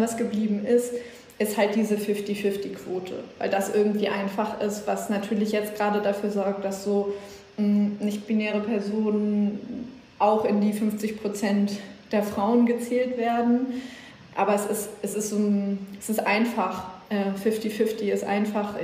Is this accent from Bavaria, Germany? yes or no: no; Schleswig-Holstein, Germany; ich komme aus Schleswig-Holstein, ich bin mit NDR 2 groß geworden